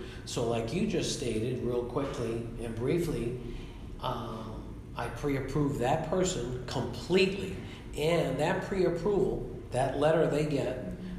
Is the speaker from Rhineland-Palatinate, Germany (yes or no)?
no; Munich, Bavaria, Germany; born there; because I was born in Munich, Germany.